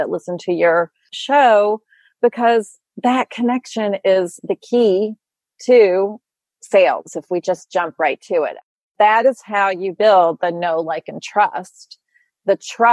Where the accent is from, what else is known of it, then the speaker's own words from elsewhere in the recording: Louisville, Kentucky, United States; moved away as an adult; now in New York, United States; I grew up in Louisville